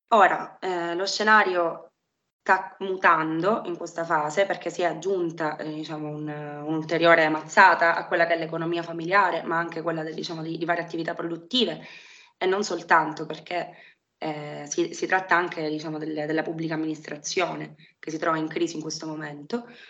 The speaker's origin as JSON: {"language": "Italian", "town": "Palermo", "region": "Sicily", "country": "Italy", "tie": "born or raised there", "said": "sono palermitana, eh, vivo a Palermo da, da sempre"}